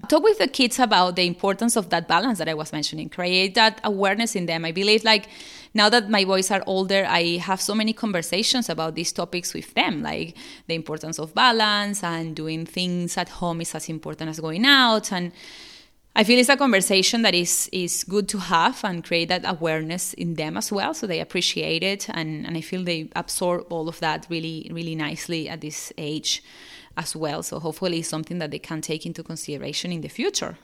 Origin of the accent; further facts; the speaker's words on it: Venezuela; now in Australia; I'm living in Australia, but I'm originally from South America, from Venezuela.